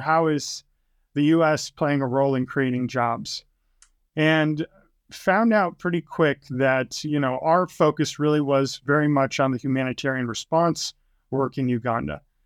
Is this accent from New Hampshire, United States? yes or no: yes; New Hampshire, United States; moved away as an adult; also born or lived in Utah; I was born and raised in New Hampshire